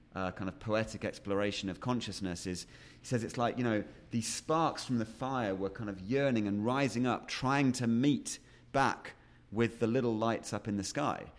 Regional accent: Yorkshire and the Humber, United Kingdom; also born or lived in Sheffield; I was born in Sheffield, which is a industrial town, or was at the time, up in the middle of England. Um, and then we moved fairly quickly, um, out to a little mining village, um, out in Yorkshire

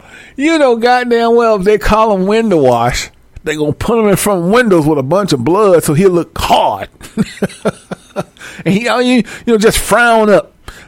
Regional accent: Centreville, Illinois, United States; I'm from, I'm from Centerville, Illinois. Okay. What's that by? It's by East Saint and it's by St. Louis.

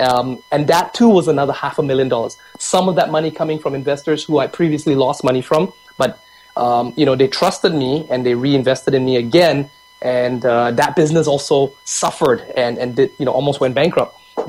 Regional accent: Vancouver, British Columbia, Canada; also born or lived in Singapore / Japan; I was born in Singapore in the late 70s, immigrated to Canada and to Vancouver by the age of 12, spent 12 years here growing up, naturalizing, identifying myself as a Canadian

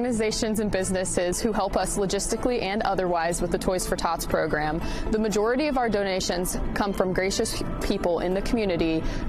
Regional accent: Central Indiana, United States; I'm from Central Indiana, so being able to give back to the community that I grew up

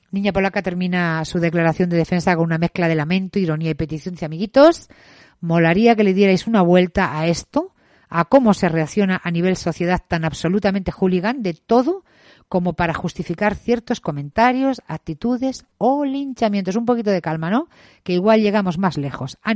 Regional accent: Madrid, Community of Madrid, Spain; Los vídeos de turismo no tienen contenido político y como madrileños nos pareció bien participar en algo que a nuestro entender es inocuo y que venía a dar a conocer una ciudad que queremos mucho y que nos ha dado más.

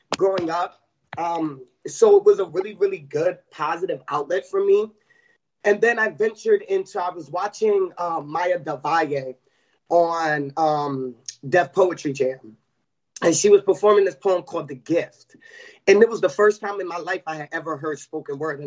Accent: Newport News, Virginia, United States; I'm actually from Newport News

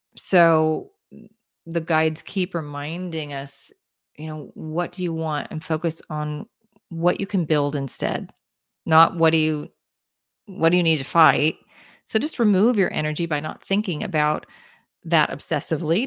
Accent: Kansas City, Kansas, United States; I grew up in Kansas, in the suburbs of Kansas City.

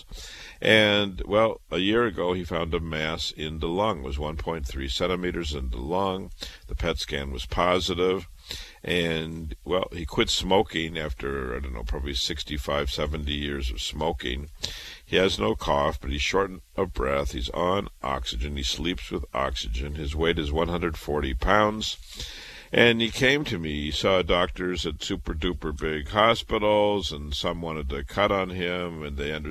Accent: Iowa, United States; moved away as an adult; also born or lived in Chicago / Boston; I was born in Iowa, raised in Iowa

